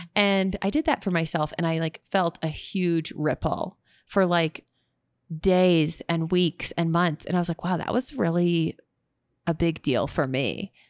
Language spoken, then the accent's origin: English; Texas, United States; moved away; also born or lived in California; I'm from Texas